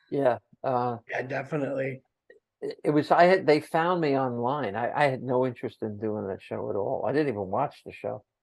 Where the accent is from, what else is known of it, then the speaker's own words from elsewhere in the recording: New Jersey, United States; And I said, I'm from Jersey.